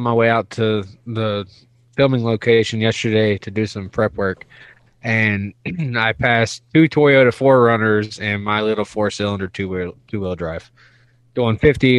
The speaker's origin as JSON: {"language": "English", "region": "East Coast", "country": "United States", "said": "Oh, it's kind of funny because I'm from the East Coast, and back home, when we get snow, like everything shuts down"}